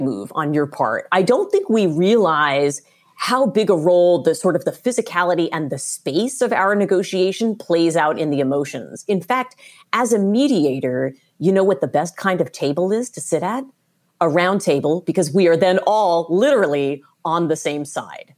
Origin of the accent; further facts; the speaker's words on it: United States; I'm an American